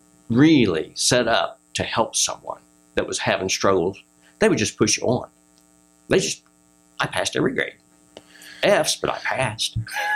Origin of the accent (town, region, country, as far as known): Ohio, United States